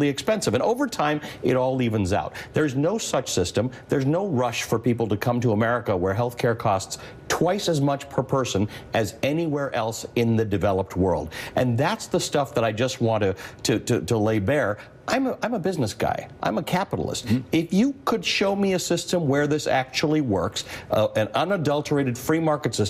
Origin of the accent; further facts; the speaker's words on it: Canada; I grew up in Canada. I live in Canada.